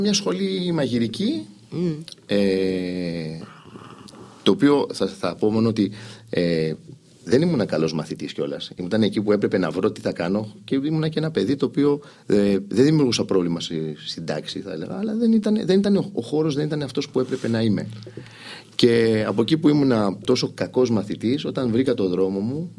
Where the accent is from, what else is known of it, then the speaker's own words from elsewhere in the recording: Île-de-France, France; also born or lived in Athens, Greece / Bordeaux, France; now in Greece; φύγαμε στο, στη Γαλλία. Μεγάλωσα εκεί